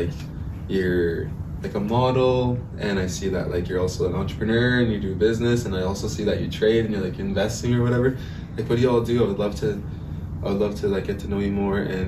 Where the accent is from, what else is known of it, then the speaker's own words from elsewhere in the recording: Saddle Lake Cree Nation, Alberta, Canada; I'm from Satellite Cree Nation.